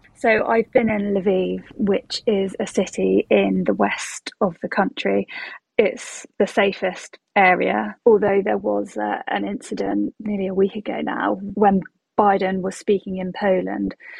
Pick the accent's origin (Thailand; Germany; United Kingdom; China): United Kingdom; when you say you're um, from the UK